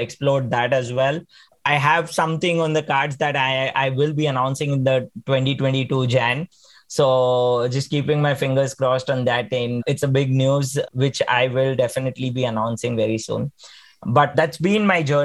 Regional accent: Mumbai, Maharashtra, India; also born or lived in Pune; I then had an opportunity to come back to my hometown, which is Mumbai

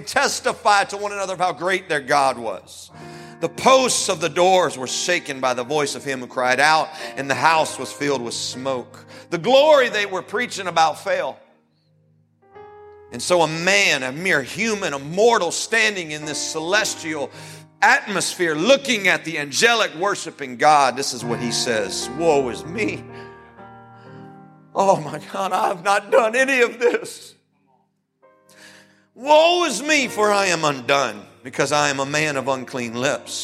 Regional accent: United States; as an American

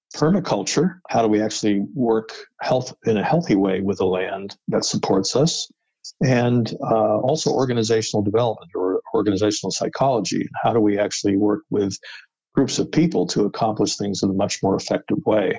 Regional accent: upstate New York / outside New York City, United States; moved away as an adult; also born or lived in Pittsburgh, Pennsylvania / New Jersey / Vermont / Washington, D.C.; now in Boston, United States; I was born in Pittsburgh, but spent most of my life in upstate New York, and then outside of New York City in New Jersey. So generally a New Yorker, Northeast

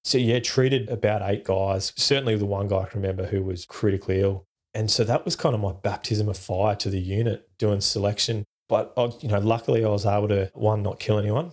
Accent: Perth, Western Australia, Australia; I grew up in Perth in Western Australia

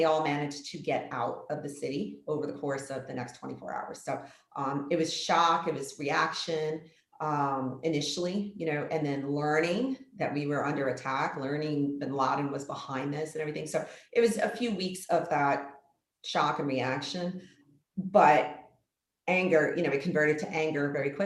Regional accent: New York City, New York, United States; I grew up in the New York City area

